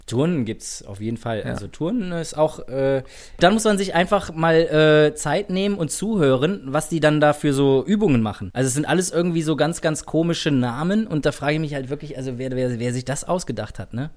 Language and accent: German; Germany; als Deutsche